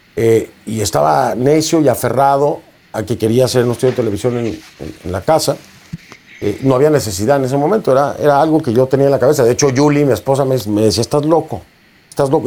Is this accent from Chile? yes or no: no; Mexico; un movimiento indígena en mi país